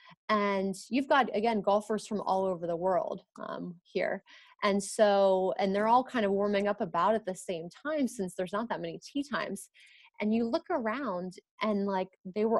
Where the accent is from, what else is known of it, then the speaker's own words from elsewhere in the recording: United States; I'm American